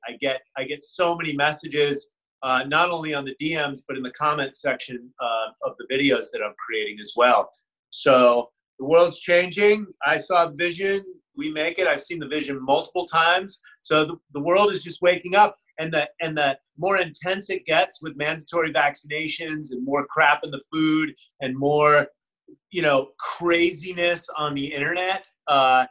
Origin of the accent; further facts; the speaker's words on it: San Francisco, California, United States; also born or lived in Connecticut; I grew up in the Haight-Ashbury in the 60s.